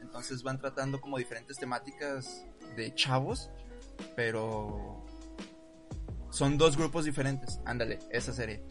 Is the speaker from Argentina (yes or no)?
no; Mexico; como mexicanos